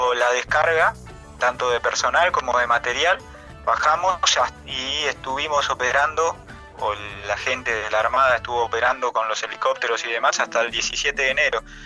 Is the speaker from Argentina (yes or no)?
yes; Chajarí, Entre Ríos, Argentina; yo de Chajarí, Entre Ríos. Nací ahí en la, ciudad de Entre Ríos